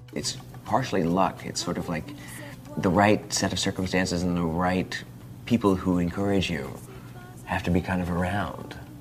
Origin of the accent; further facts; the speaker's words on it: Indiana, United States; now in Portland, United States; When I was a child, uh, growing up in Indiana